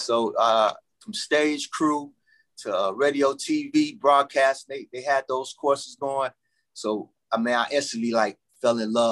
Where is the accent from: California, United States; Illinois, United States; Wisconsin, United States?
Illinois, United States; Chicago; also born or lived in Texas / Markham, Illinois; I grew up in Roseland